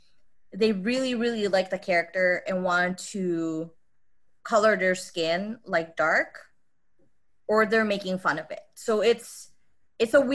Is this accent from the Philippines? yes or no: yes; Philippines; moved away as an adult; now in Chicago, United States; I grew up in the Philippines. I didn't move out in the US until I was 21.